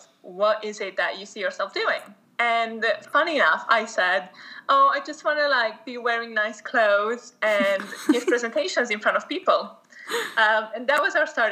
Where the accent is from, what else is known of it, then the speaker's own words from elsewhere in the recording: Romania; moved away as an adult; also born or lived in United Kingdom; I was born in Romania and I lived there until I was 19 when I moved to the UK to go to university